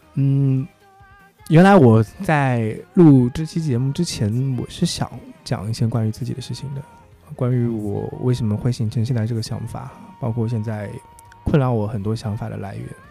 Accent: Changsha, Hunan, China; accent: Changsha dialect; 家乡话叫做母敏八件，莫名八件

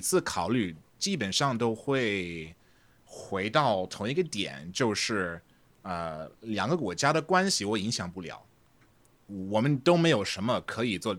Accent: Texas, United States; Chinese is a second language; 我是德克萨斯州人

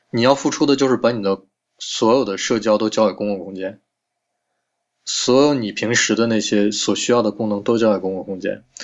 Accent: China; 我们中国人

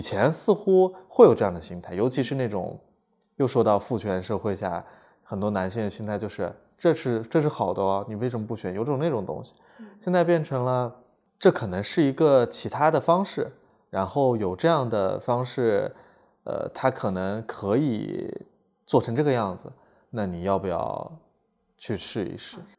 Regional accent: Lanzhou, Gansu, China; moved away; 家籍贯是南方人，但嗯是实际上我是在兰州出生长大的嘛哦是在兰州对出生的

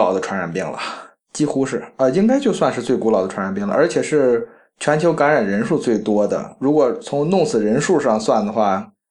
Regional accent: China

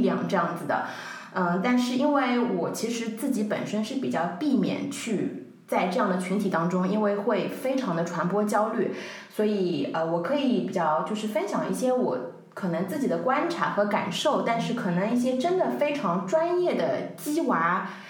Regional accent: Shanghai, China; 我是土生土长的上海人，所以我们全家的生活、工作的重心都在上海

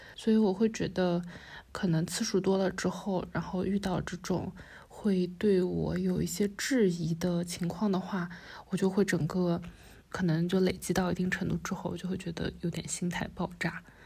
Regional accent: Wenzhou, Zhejiang, China; 虽然我是温州人

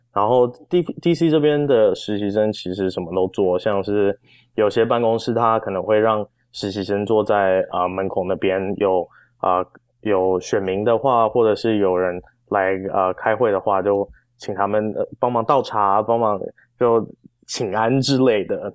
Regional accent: Arcadia, California, United States; moved away as an adult; also born or lived in Taiwan; now in Washington, D.C., United States; 我是在台湾出生，然后八岁的时候跟爸爸妈妈移民到南加州

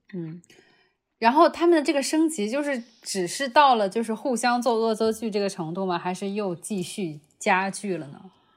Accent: China; moved away; also born or lived in United States; 我觉得我还是中国人，我只是去上学的

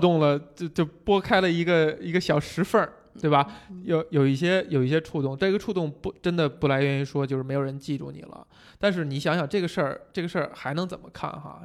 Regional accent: China; 我们中国人

